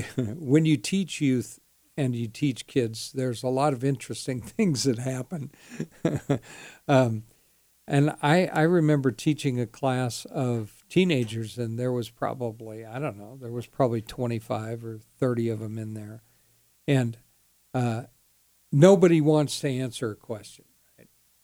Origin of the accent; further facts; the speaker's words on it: United States; born there; I must be a Christian guy, right? I mean, I was born here.